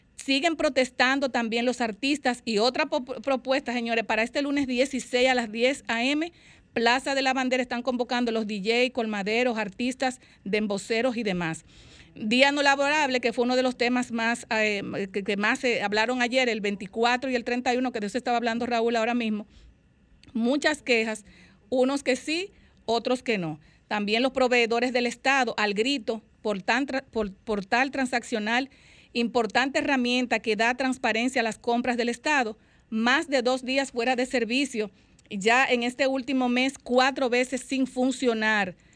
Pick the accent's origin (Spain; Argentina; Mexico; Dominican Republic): Dominican Republic; nosotros los dominicanos